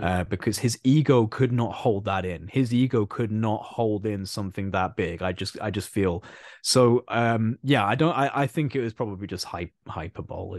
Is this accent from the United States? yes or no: no; United Kingdom; I'm British